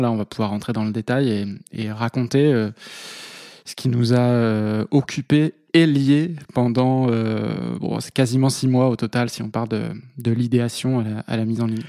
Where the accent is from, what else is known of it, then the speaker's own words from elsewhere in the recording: Vendée, Pays de la Loire, France; moved away as an adult; also born or lived in Toulouse; now in Paris, France; je suis originaire de Vendée